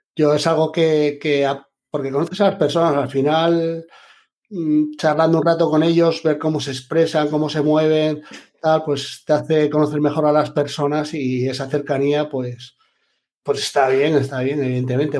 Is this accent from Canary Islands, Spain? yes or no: no; Asturias, Spain; moved away as an adult; now in Albacete, Spain; yo soy de Asturias